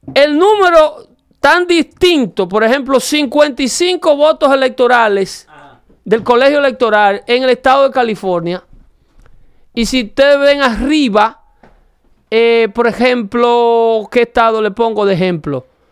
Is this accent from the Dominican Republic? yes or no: yes; Dominican Republic; moved away; La carretera del pueblo donde yo nací tienen 40 años haciéndola